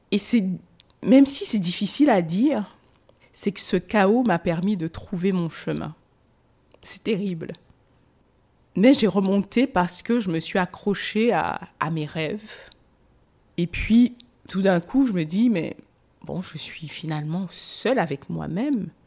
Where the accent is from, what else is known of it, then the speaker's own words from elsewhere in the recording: Guadeloupe; moved away as an adult; now in Paris, France; J'ai pris deux valises et je suis, j'ai quitté la Guadeloupe. Parce que pour moi, j'étais aussi en colère. Il fallait que je parte.